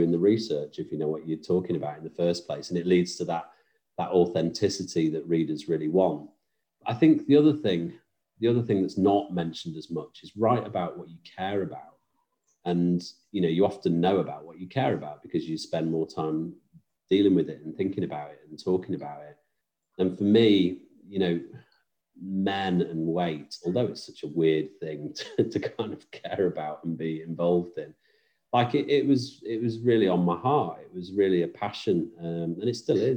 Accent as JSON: {"language": "English", "town": "Stoke-on-Trent", "region": "West Midlands", "country": "United Kingdom", "also_born_or_lived": "Manchester", "moved": "yes", "lives_now": "Wilmslow, United Kingdom", "said": "I am originally from Stoke-on-Trent, Stafford Way, but moved up to Manchester"}